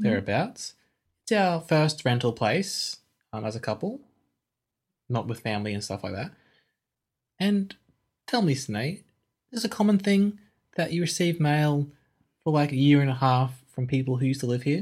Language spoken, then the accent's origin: English; Australia; I'm Australian